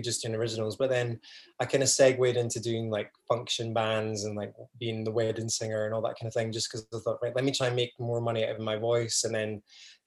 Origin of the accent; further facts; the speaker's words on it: just outside Edinburgh, Scotland, United Kingdom; moved away as an adult; I grew up just outside Edinburgh and then went to uni in Edinburgh Uni